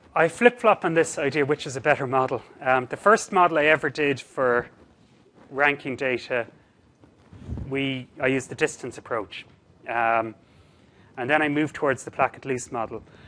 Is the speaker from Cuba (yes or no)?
no; Cork, Munster, Ireland; Cork, I'm from Cork originally.